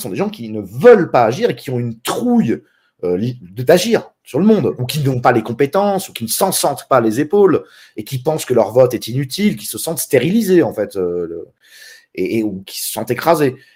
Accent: France; moved away; parce que je suis expatrié, parce que je suis parti de France, du coup je suis un lâche et un franc-maçon.

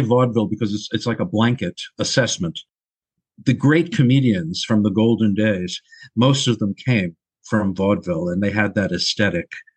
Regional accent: Long Island, New York, United States; moved away; also born or lived in Brooklyn, New York / Los Angeles; raised on Long Island.

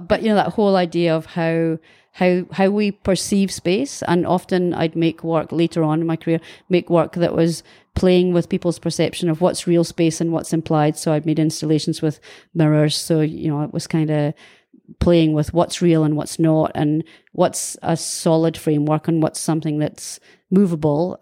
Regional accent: Kirriemuir, Scotland, United Kingdom; moved away as an adult; also born or lived in Dundee; now in New Zealand; I was born in Dundee in nineteen sixty-three, and I lived for the first eighteen years of my life in a small town called Kirriemuir

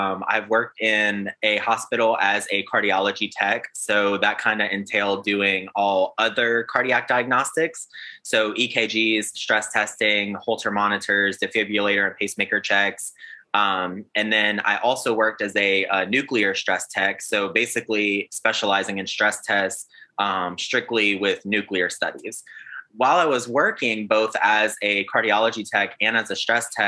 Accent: South Louisiana, United States; moved away as an adult; also born or lived in South Alabama; now in Alabama, United States; I am from South Louisiana. I currently reside in South Alabama

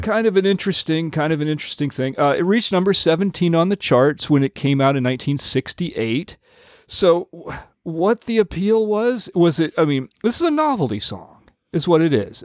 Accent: United States; also born or lived in Rio de Janeiro, Brazil; as an American, you know, I, I think, you know, my Canadian roots

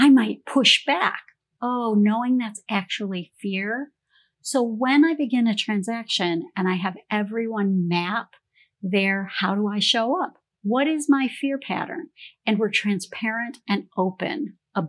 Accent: Canada; moved away; I grew up in Canada

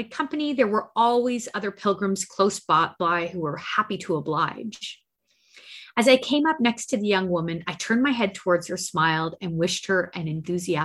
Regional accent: Canada; we're Canadian

